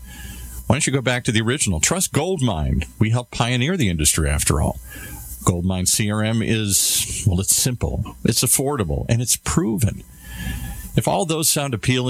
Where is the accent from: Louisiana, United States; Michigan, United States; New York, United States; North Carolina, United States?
Michigan, United States; Detroit; I grew up in Detroit